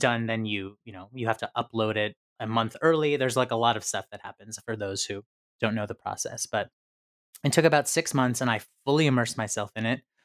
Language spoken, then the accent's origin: English; near Syracuse, upstate New York, United States; I'm from upstate New York. but it's more central, it's by Syracuse